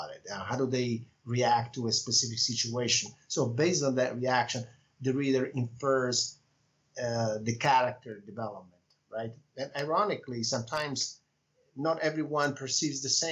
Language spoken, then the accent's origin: English; Italy; first language Italian; English is a second language; moved away; my native language is Italian